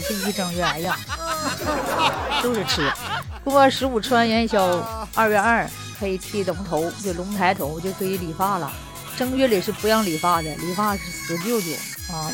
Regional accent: Northeast China, China; 这是俺们东北人说的

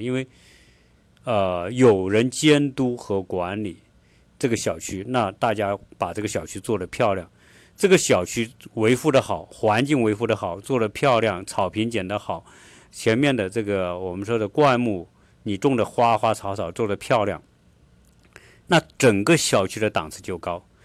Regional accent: China; now in Atlanta, United States; 我们中国人

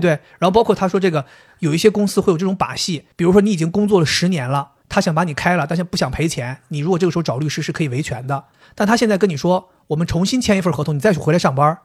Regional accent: Dalian, Liaoning, China; 土生土长东北人

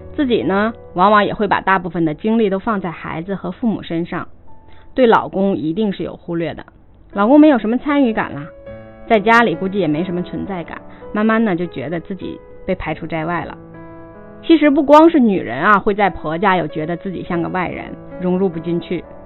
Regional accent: China; 是我们中国人一个很现实的问题

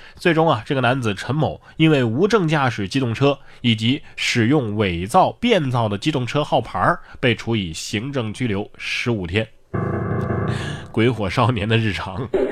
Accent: Yunnan, China; 我们云南人都是骑孔雀上班的

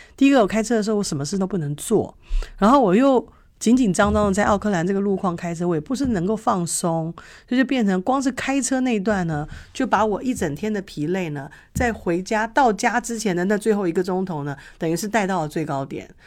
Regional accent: Taipei, Taiwan; moved away; 以前在台北长大的时候

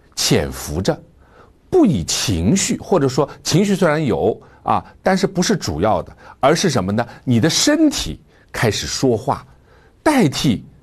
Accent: China; 作为中国人

